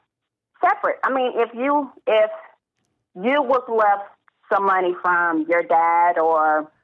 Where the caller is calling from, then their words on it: Austin, Texas, United States; You're speaking to … from Austin, Texas.